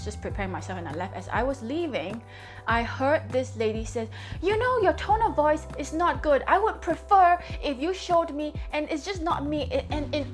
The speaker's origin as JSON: {"language": "English", "country": "Singapore", "said": "I'm from Singapore and it is 8:44 in the morning now in Singapore."}